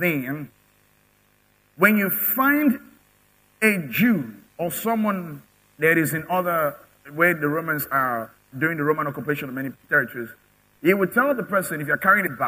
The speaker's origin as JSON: {"language": "English", "country": "Nigeria", "said": "I'm a Nigerian. I have a Nigerian passport"}